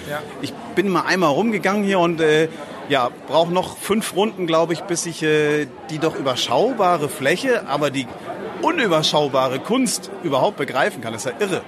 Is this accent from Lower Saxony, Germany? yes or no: no; Flensburg, Schleswig-Holstein, Germany; unsere Heimatstadt Flensburg